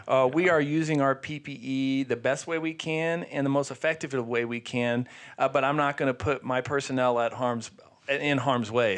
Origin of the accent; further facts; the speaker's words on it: Sierra Vista, Arizona, United States; I grew up in Sierra Vista